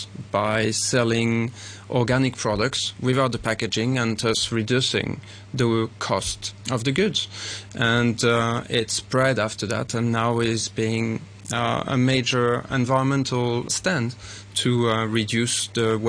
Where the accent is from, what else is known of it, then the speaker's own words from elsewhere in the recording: Paris, Île-de-France, France; also born or lived in Switzerland; now in Hong Kong; I'm Swiss-French, and I grew up in Paris